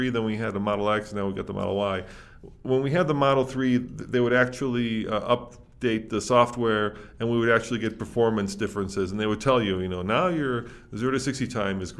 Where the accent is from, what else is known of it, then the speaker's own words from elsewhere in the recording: Chicago, Illinois, United States; moved away; I grew up in Chicago